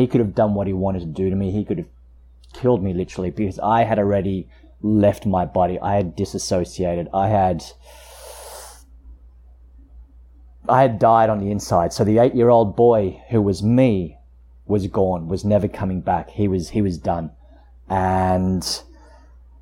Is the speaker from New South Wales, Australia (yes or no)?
yes; Queanbeyan, New South Wales, Australia; also born or lived in Canberra; I grew up in Queanbeyan, which is just a small town outside of Canberra